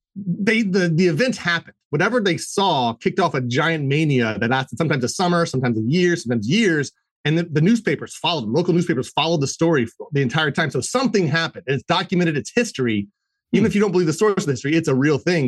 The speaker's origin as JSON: {"language": "English", "region": "Maryland", "country": "United States", "said": "I'm from Maryland"}